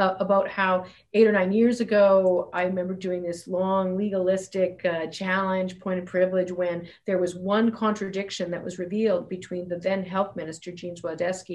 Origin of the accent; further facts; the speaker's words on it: Fairview, Alberta, Canada; moved away as an adult; also born or lived in Ontario / British Columbia; I grew up in Fairview